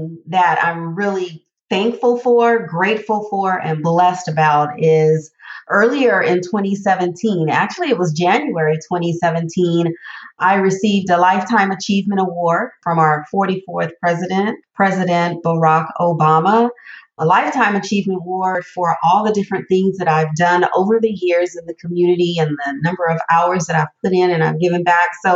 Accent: Southern California, United States; I am a native Southern California girl

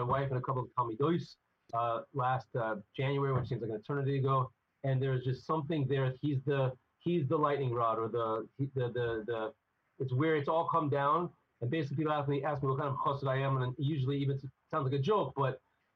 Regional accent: United States; I'm definitely an American boy

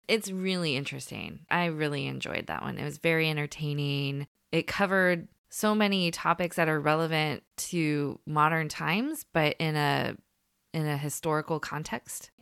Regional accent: San Francisco Bay Area, California, United States; we're from the San Francisco Bay Area

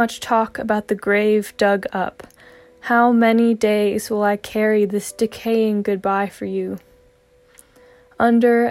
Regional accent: Laurinburg, North Carolina, United States; also born or lived in Wilmington, North Carolina; I am a poet from Laurinburg, North Carolina in the United States

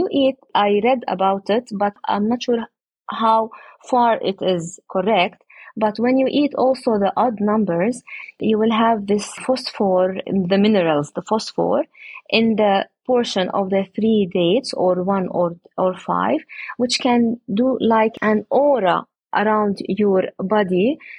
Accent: Jerusalem, Palestine; I come from Jerusalem, but my project and our date plantation is at Oja, nearby Jericho.

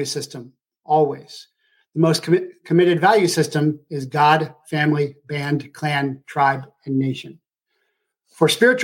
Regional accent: Ohio, United States; moved away; I was from Ohio.

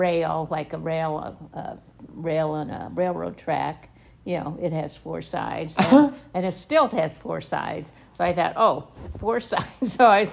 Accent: Illinois, United States; growing up in Illinois, you know those things.

